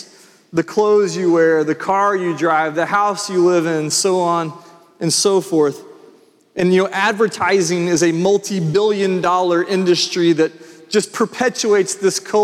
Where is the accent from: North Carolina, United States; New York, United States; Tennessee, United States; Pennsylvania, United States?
Tennessee, United States; Franklin; when I went to Franklin, I was coming from Freedom Middle School, and all my friends were going to Centennial, and I was joining all these Grassland kids over at Franklin